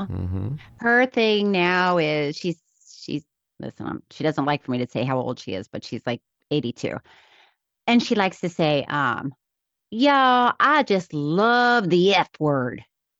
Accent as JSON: {"language": "English", "town": "Miami Beach", "region": "Florida", "country": "United States", "tie": "born there", "said": "No, I wasn't born in I was born in Miami Beach, but Frostproof, my dad was born in Frostproof."}